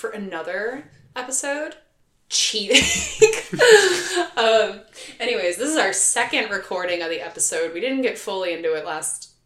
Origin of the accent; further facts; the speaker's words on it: Philadelphia, Pennsylvania, United States; my hometown, Philadelphia